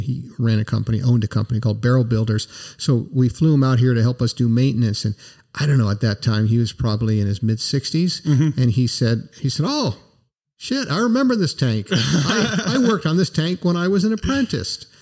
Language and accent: English; United States; I'm an American